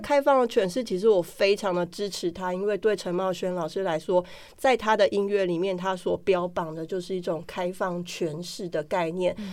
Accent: Taiwan; 对我们台湾人来说

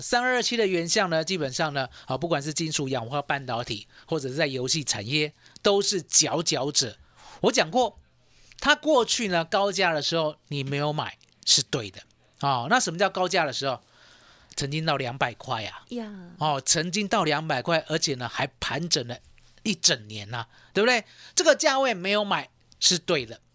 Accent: Taiwan; 我们台湾人很厉害哦

